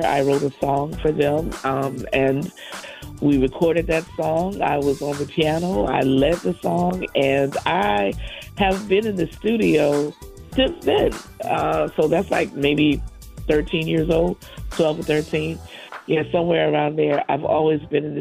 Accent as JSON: {"language": "English", "region": "South Carolina", "country": "United States", "tie": "born or raised there", "also_born_or_lived": "Boston, Massachusetts", "said": "we moved from Boston to South Carolina in the 70s. And I was a young child"}